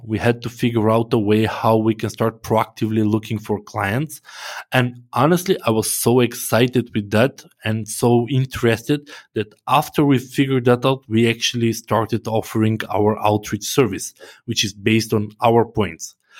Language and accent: English; North Macedonia; I'm from Macedonia